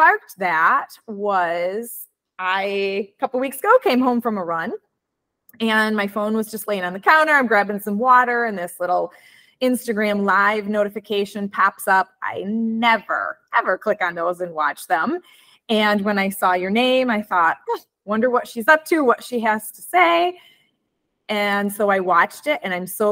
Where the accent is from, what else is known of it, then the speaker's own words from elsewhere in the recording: Midwest, United States; accent: Midwestern; my Midwestern accent